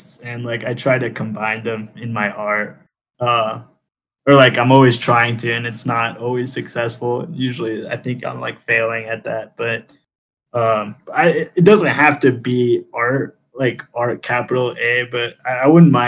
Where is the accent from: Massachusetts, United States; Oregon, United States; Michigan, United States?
Massachusetts, United States; Boston; first language Spanish; English is a second language; also born or lived in New York; now in Colombia; I grew up in Boston, and I went to art school in New York.